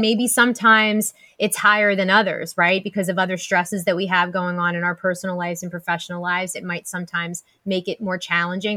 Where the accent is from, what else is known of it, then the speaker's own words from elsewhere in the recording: Pennsylvania, United States; we're both from Pennsylvania